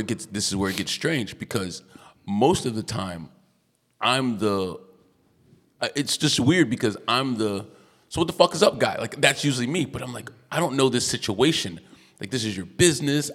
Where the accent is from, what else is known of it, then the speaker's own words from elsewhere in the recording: United States; accent: American; I'm American